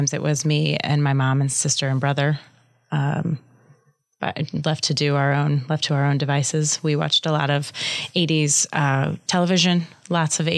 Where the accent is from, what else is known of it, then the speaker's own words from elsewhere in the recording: Omaha, Nebraska, United States; also born or lived in Lincoln, Nebraska; I grew up in Midtown Omaha